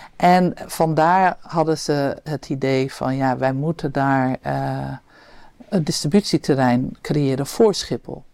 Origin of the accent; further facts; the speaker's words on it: Amsterdam, North Holland, Netherlands; we als Amsterdammers